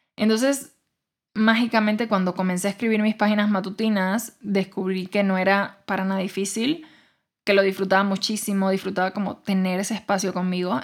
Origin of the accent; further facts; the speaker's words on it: Cuba; moved away as an adult; yo nací, crecí en Cuba y me fui de Cuba hasta los 21 años